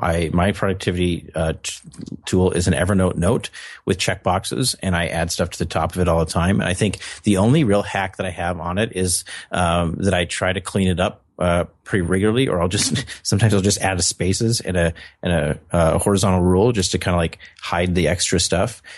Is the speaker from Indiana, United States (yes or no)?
no; North Dakota, United States; I'm from North Dakota. We have lots of winter